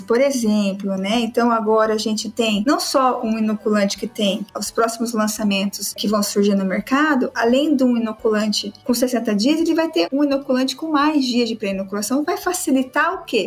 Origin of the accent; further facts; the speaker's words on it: Londrina, Paraná, Brazil; É 43, sou de Londrina